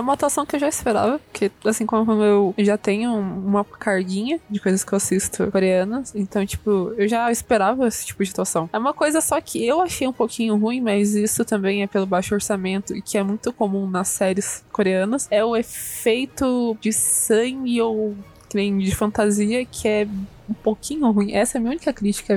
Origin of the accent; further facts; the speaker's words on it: Brazil; eu sou brasileira mesmo